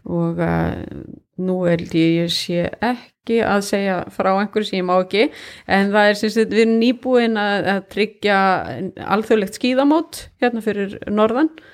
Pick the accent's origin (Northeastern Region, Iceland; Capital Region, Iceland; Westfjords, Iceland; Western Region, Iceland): Northeastern Region, Iceland; Kópasker; also born or lived in Hong Kong / Singapore; now in Akureyri, Iceland; ég kem frá Kópaskeri, ég kem ekkert frá Norðuþingi